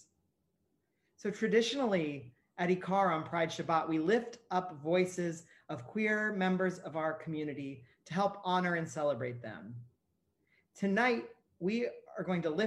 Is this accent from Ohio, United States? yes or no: yes; Ohio, United States; where I grew up in Ohio